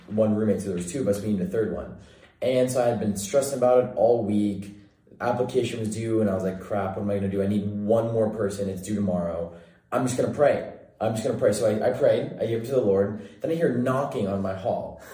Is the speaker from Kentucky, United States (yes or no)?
no; Bakersfield, California, United States; I'm from Central California.